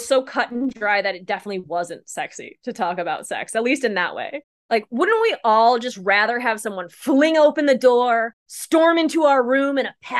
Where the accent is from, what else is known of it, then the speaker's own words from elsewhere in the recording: Midwest, United States; I was raised in the Midwest.